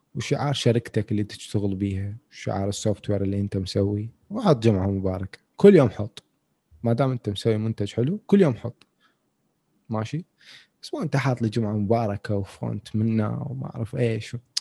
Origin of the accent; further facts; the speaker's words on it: Iraq; عندنا بالعراق